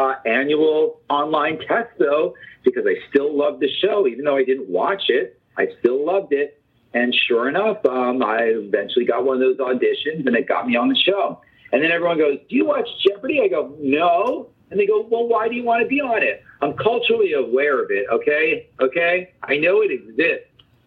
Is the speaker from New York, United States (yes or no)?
yes; New York, United States; I'm a New Yorker. We don't have time for that stuff.